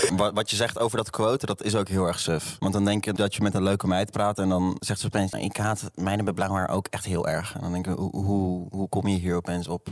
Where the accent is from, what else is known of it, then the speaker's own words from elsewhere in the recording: Arnhem, Gelderland, Netherlands; ik kom uit Arnhem. Dat is wel echt ver boven de Maas